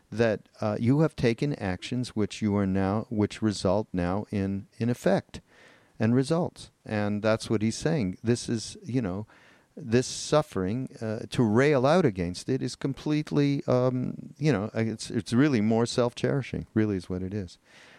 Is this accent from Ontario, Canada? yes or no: no; Montreal, Quebec, Canada; I'm from Montreal. You know that. And when I was a kid growing up and I was in high school